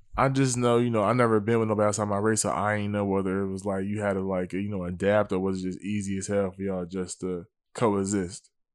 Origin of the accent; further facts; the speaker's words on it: Willingboro, New Jersey, United States; I'm from New Jersey, I'm from Wellingborough, New Jersey